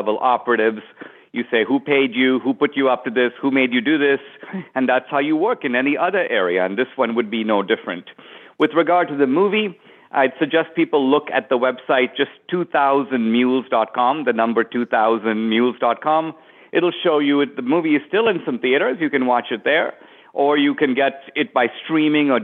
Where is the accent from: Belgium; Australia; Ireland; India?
India; now in United States; in the years I've been in America, I was born in India